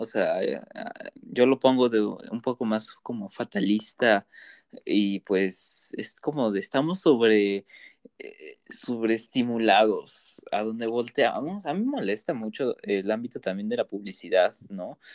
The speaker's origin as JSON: {"language": "Spanish", "town": "Toluca", "region": "State of Mexico", "country": "Mexico", "said": "soy del Estado de México"}